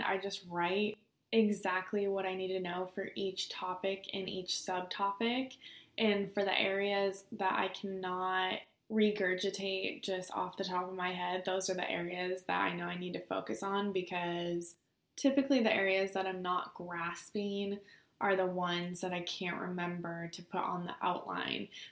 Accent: Bend, Oregon, United States; moved away as an adult; now in Arizona, United States; I'm from Central Oregon, Bend specifically

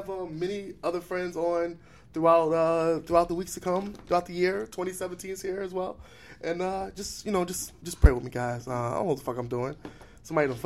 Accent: Philadelphia, Pennsylvania, United States

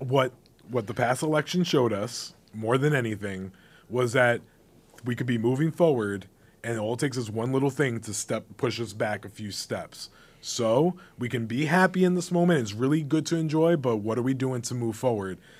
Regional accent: United States; I grew up in the, the backyard of New York City

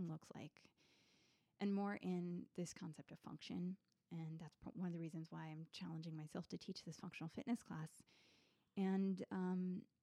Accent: Richmond, Virginia, United States; also born or lived in Washington, District of Columbia, United States; when I moved out of DC back to Richmond, Virginia, my hometown

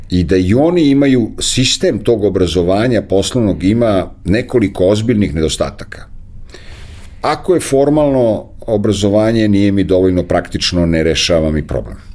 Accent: Serbia; jedini Srbin koji je to završio

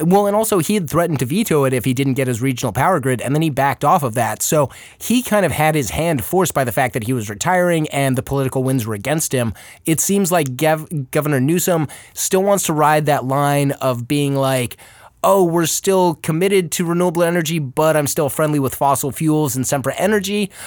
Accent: Arizona, United States; now in Los Angeles, United States; when I was growing up in Arizona

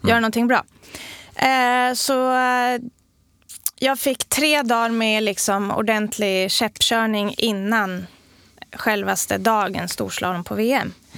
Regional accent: Sweden; man är stolt över sitt land och att vara svensk

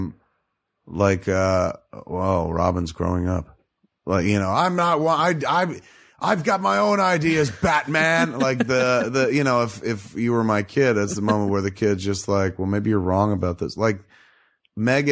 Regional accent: New Jersey, United States; I'm from Jersey

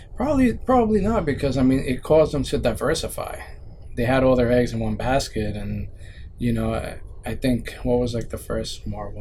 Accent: New York City, New York, United States; I grew up in the Bronx

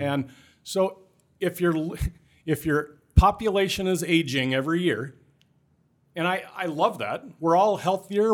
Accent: Clarinda, Iowa, United States; also born or lived in Griswold, Iowa / Charles City, Iowa; I was born in Clarinda in Southwest Iowa. I graduated just, uh, high school just north of there in, in Griswold

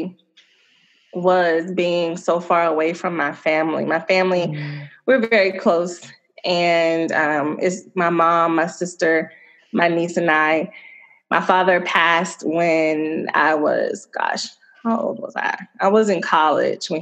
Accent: Chesapeake, Virginia, United States; moved away as an adult; also born or lived in Suffolk, Virginia / New Jersey; now in Chicago, United States; I am from Virginia. I grew up in a city called Chesapeake, and my family moved to a neighboring city, well, about 30 minutes away, Suffolk

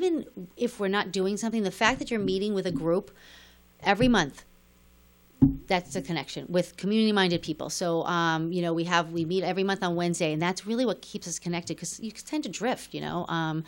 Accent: New York, United States; So when I came here and I was from New York to here, I always thought I'd be back in New York.

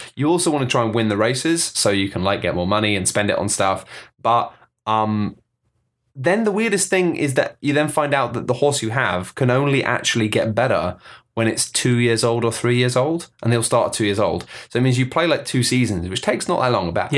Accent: United Kingdom; we're British

